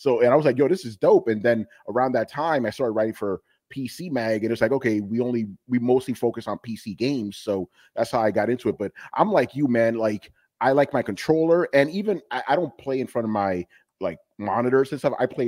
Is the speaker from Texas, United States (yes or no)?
no; New York, United States; accent: New York; also born or lived in Dominican Republic; I've been living in New York since 1987. I came here from Dominican Republic in 1980.